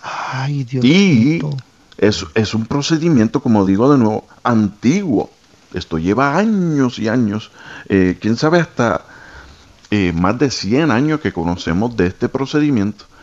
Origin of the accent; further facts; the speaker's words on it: Guatemala; soy de Guatemala